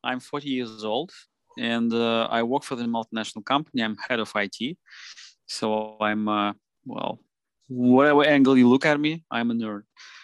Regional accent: Moscow, Russia; Yeah, I'm based in Russia. I was born in Moscow. I was living my whole life in Moscow.

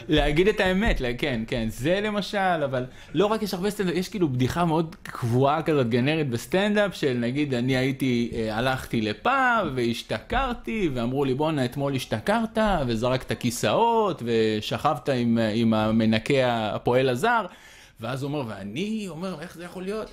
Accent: Israel; אני מבסוט שנולדתי בישראל

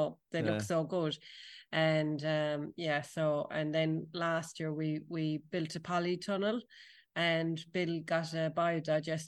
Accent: Tralee, Munster, Ireland; when I was a kid growing up in Tralee

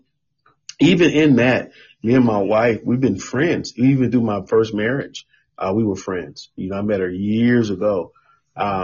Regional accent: Chicago, Illinois, United States; moved away as an adult; now in Miami, United States; we are originally from Chicago, Chi-Town

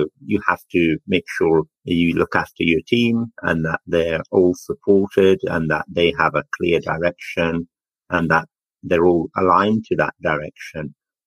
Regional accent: Afghanistan; also born or lived in Jalalabad, Afghanistan / Coventry, United Kingdom; now in United Kingdom; I was born in Afghanistan and lived a happy life with my family as a young boy

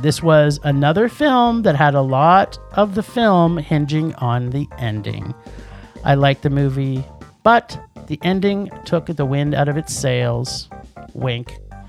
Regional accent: Toronto, Ontario, Canada; accent: Torontonian; It's my Torontonian accent.

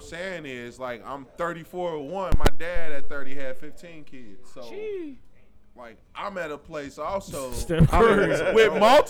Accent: Cincinnati, Ohio, United States; I'm from Cincinnati, Ohio. I'm black and I'm from Cincinnati. And I'm single.

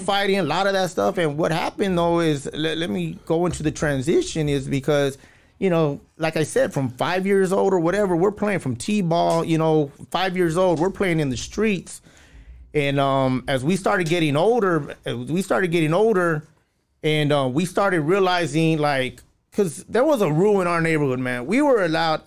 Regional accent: La Puente, California, United States; also born or lived in West Covina, California; I'm from Puente

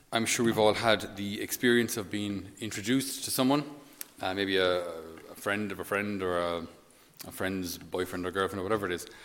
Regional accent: Ireland; we as Irish people

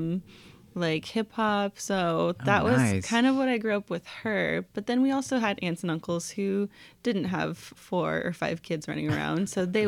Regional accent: Tacoma, Washington, United States; Born and raised in Tacoma, Washington

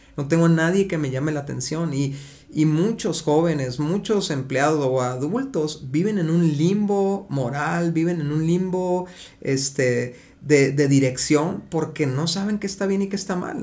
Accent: Mexico; porque somos mexicanos

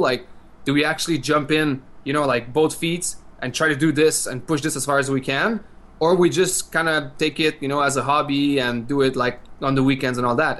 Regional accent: French part of Quebec, Canada; we come from the French part of Quebec, so of Canada.

